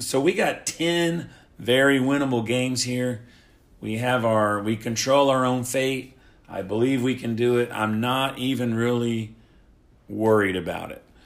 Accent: Oklahoma, United States; I am from Oklahoma

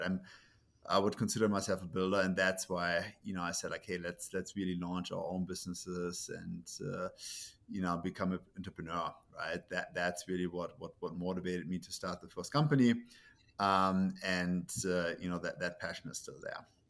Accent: Germany; English is a second language; moved away as an adult; also born or lived in Munich; now in United States; it's Germany, right? So, that's where I grew up

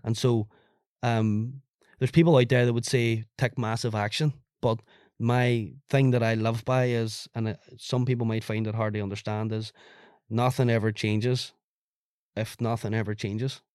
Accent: Ireland; as an Irish person

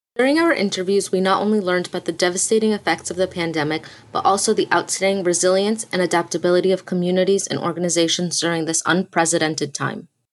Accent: Norwalk, Connecticut, United States; I am from Norwalk, Connecticut

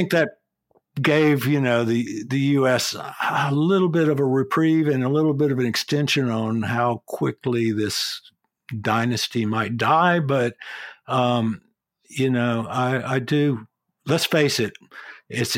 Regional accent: United States; moved away as an adult; now in Australia; I'm still an American citizen. I could get Australian citizenship, and I probably will.

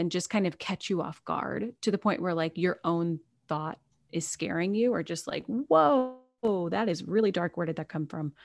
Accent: United States; I am an American

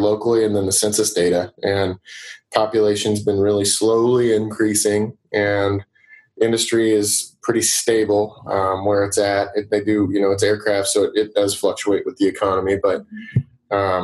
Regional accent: Wichita, Kansas, United States; also born or lived in Denver, Colorado; Wichita, where I grew up right outside of Wichita, is a smaller town.

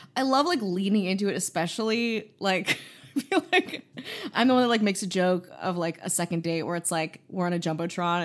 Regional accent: Midwest, United States; moved away; also born or lived in Chicago; I'm from the Midwest, so it feels like home

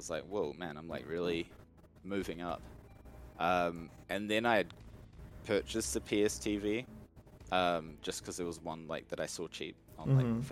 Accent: New Zealand; I'm from New Zealand

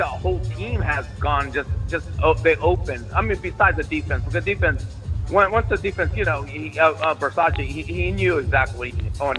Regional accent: Virginia, United States; Yeah, man, I'm from Virginia.

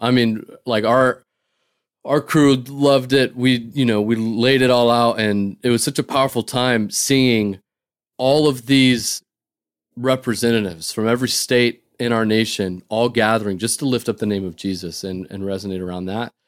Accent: North Dakota, United States; moved away as an adult; now in Boston, United States; I grew up in North Dakota

